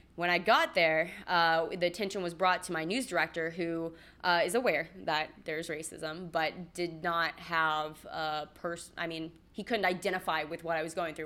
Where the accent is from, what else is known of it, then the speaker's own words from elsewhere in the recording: Los Angeles, California, United States; moved away as an adult; also born or lived in Central Georgia; I'm from Los Angeles, and I moved to Central Georgia